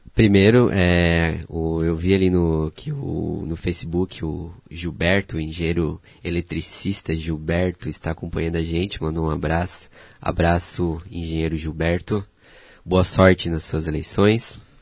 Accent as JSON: {"language": "Portuguese", "town": "Pomerode", "region": "Santa Catarina", "country": "Brazil", "tie": "born or raised there", "also_born_or_lived": "Blumenau", "moved": "as an adult", "lives_now": "Joinville, Brazil", "said": "fui criado em Pomerode"}